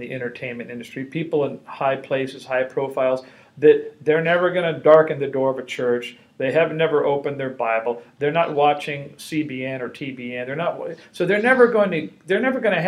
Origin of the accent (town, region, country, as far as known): Los Angeles, California, United States; born or raised there